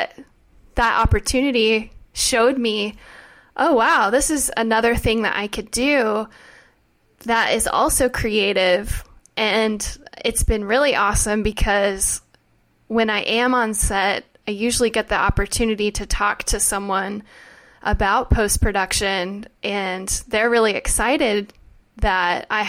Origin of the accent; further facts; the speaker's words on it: Oklahoma, United States; moved away as an adult; now in Los Angeles, United States; we are both from Oklahoma